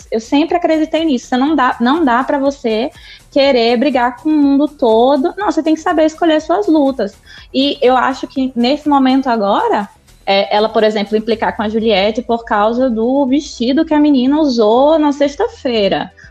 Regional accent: Natal, Rio Grande do Norte, Brazil; Sou lá de Natal, né?

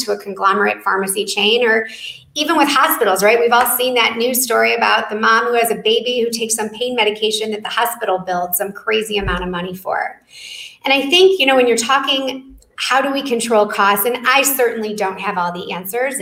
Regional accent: Detroit, Michigan, United States; my hometown in Detroit.

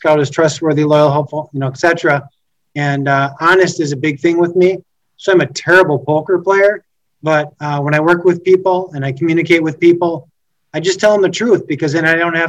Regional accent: Stevens Point, Wisconsin, United States; now in Apple Valley, United States; So Jamie, I grew up over in Stevens Point, Wisconsin, which is central Wisconsin.

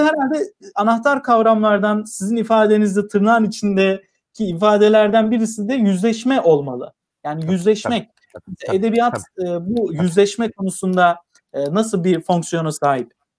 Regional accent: Tokat, Turkey; ben Tokatlıyım

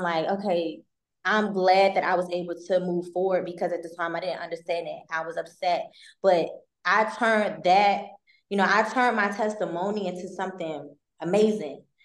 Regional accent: Maryland, United States; I'm not from Baltimore, but in Maryland

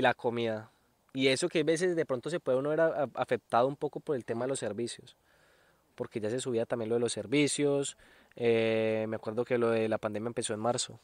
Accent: Colombia; moved away as an adult; now in Alicante, Spain; como somos colombianos

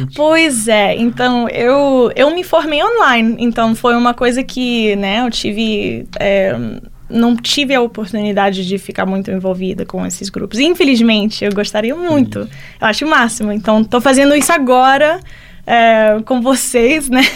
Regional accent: Orlando, Florida, United States; Portuguese is a second language; moved away as an adult; also born or lived in Miami; now in Lavras, Brazil; eu sou dos Estados Unidos, veio de Orlando, se mudei aqui para Lavras três meses atrás.

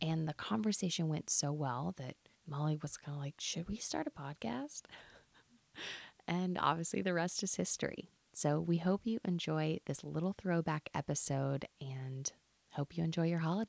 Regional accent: Texas, United States; We're two friends from Texas who got sober in our 20s and are now trying to figure life out in our 30s.

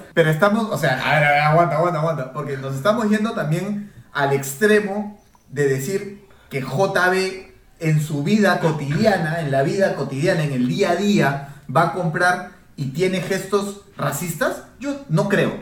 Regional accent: Peru

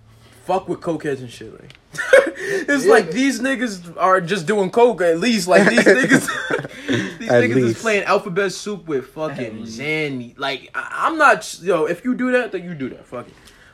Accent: New York City, New York, United States; I'm from Edenwald, bro.

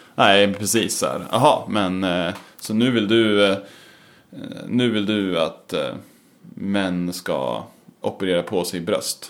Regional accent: Eskilstuna, Södermanland, Sweden; Jag kommer från Eskilstuna

